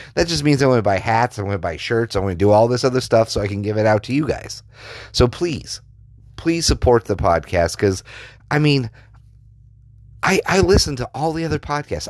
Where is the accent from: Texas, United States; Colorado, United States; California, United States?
Colorado, United States; I, I grew up in Colorado.